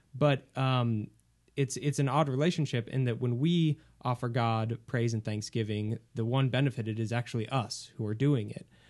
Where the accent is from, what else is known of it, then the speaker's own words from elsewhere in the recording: Home, Kansas, United States; I'm originally from a small, small farming town in, uh, in Kansas called Home